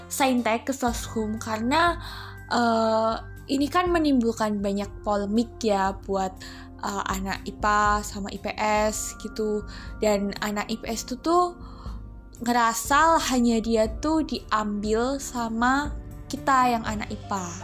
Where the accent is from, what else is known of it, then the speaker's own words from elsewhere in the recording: Magelang, Central Java, Indonesia; asal dari Magelang.